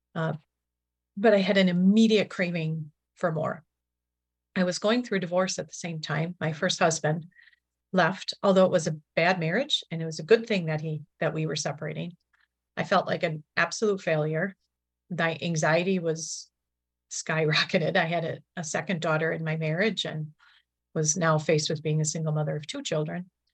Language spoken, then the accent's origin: English; Milwaukee, Wisconsin, United States; I grew up in Milwaukee, Wisconsin